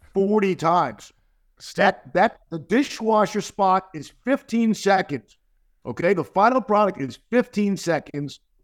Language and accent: English; New York, United States; a native New Yorker who grew up with Rangers, Islanders